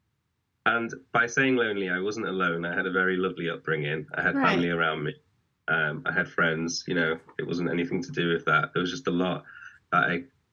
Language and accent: English; Manchester, North West England, United Kingdom; I'm from Manchester, UK, the drizzly city